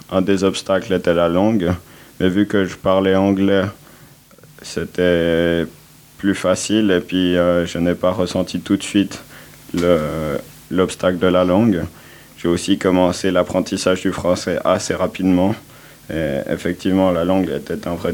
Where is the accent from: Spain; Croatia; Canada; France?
Croatia; Split, Split-Dalmatia County; now in Lausanne, Switzerland; Je viens de Split, c'est une ville euh, qui est sur la côte adriatique.